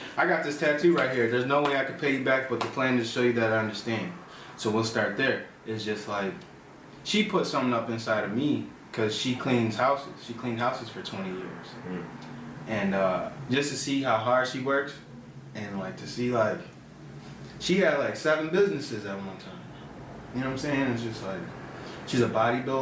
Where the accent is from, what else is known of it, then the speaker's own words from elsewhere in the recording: Aurora, Illinois, United States; I am from Aurora, Illinois. Born and raised.